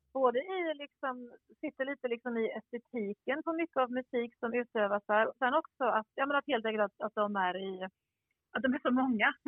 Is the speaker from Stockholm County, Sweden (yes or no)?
no; Skåne, Sweden; jag är ju skåning också